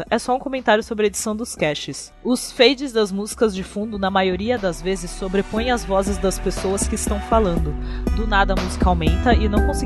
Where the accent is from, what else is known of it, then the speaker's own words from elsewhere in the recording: Rio de Janeiro, Brazil; Ah, e eu sou do Rio de Janeiro, tudo bem com vocês?